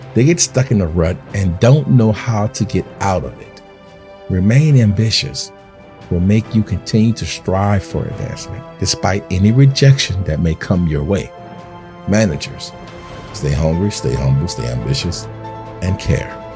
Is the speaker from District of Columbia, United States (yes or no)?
no; New Orleans, Louisiana, United States; I'm from New Orleans, Louisiana.